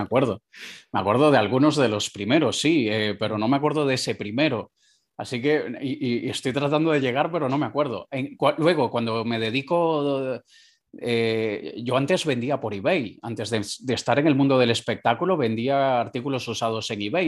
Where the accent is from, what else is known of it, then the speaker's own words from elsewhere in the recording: Caracas, Capital District, Venezuela; moved away; yo nací en Caracas, Venezuela, en la segunda ciudad más peligrosa del mundo